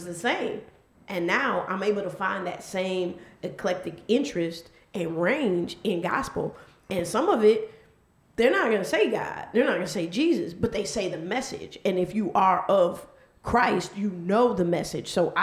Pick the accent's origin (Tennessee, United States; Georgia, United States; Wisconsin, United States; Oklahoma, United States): Wisconsin, United States; Milwaukee; I'm from Milwaukee, so my school, we listened to nothing but rock.